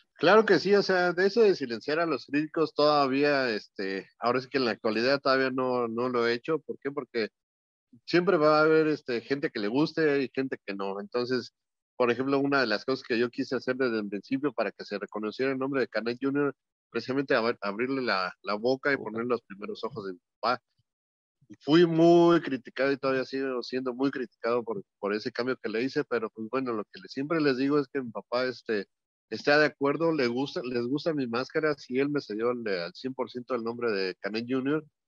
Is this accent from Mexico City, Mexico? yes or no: yes; Mexico City, Mexico; also born or lived in Los Angeles; yo soy de la Ciudad de México, pero ahorita estoy aquí en Los Ángeles